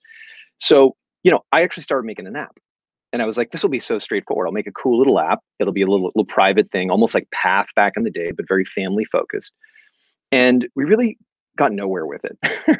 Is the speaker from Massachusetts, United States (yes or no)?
yes; Boston, Massachusetts, United States; now in San Francisco, United States; I live in San Francisco, but I'm originally from the East Coast and from Boston.